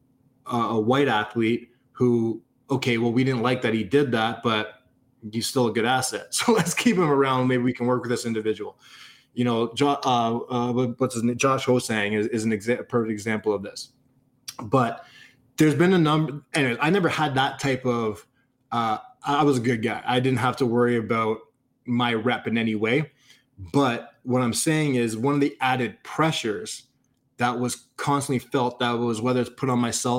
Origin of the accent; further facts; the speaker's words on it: Canada; I'm a Canadian kid.